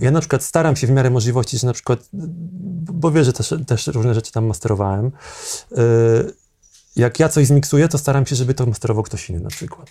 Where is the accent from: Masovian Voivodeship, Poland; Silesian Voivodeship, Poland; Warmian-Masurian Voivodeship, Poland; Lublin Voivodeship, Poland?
Lublin Voivodeship, Poland; Zamość; now in Warsaw, Poland; jestem z małego miasta pochodzę, z mhm. Zamościa, jak przyjechałem do Warszawy dawno temu